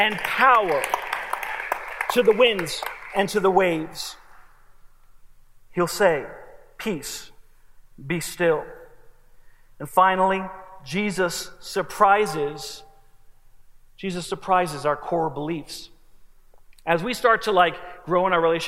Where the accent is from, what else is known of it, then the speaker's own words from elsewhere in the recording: New Jersey, United States; moved away; I'm from New Jersey